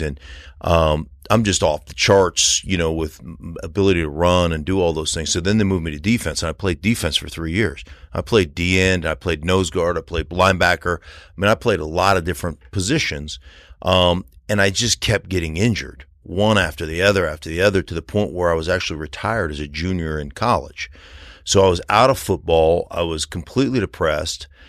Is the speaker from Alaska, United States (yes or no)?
yes; Anchorage, Alaska, United States; moved away as an adult; also born or lived in Idaho; now in Colorado, United States; I grew up in Alaska